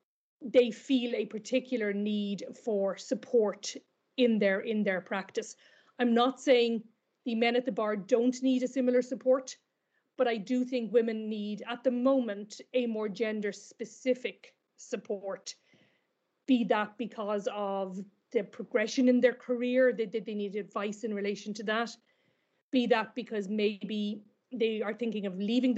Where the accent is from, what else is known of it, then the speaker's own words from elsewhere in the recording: Kilkenny, Leinster, Ireland; also born or lived in Dublin; I'm from Kilkenny originally